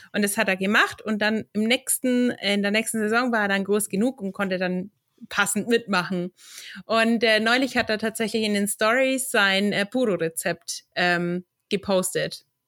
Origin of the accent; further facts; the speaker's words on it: Central Germany, Germany; bei uns in Mitteldeutschland